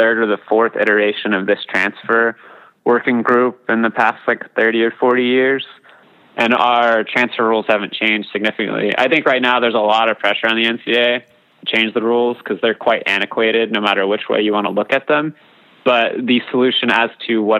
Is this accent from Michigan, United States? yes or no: no; hometown of Navarro Community College, Texas, United States; Navarro Community College in my hometown